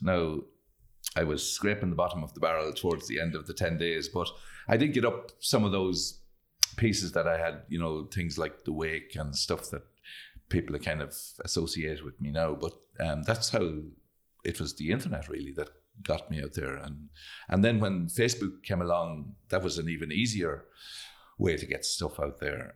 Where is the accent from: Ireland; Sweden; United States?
Ireland; Carrigallen, Connacht; We grew up on a, a small farm, didn't have a whole lot of money, lived out in, in, uh, I live in a place between Kerrigallon and Newtown Gore